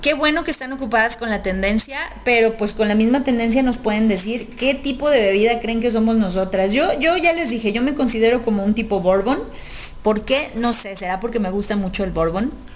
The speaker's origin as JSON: {"language": "Spanish", "town": "Guadalajara", "region": "Jalisco", "country": "Mexico", "tie": "born or raised there", "said": "los que nacemos aquí como tapatíos"}